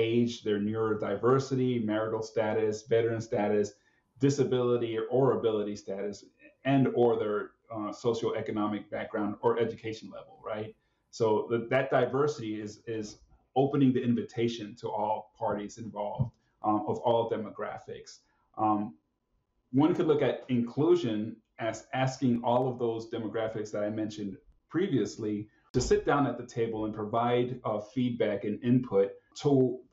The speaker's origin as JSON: {"language": "English", "region": "South Florida", "country": "United States", "tie": "born or raised there", "moved": "as an adult", "lives_now": "Washington, United States", "said": "I was born and raised in South Florida as a first-generation American born of Nicaraguan parents."}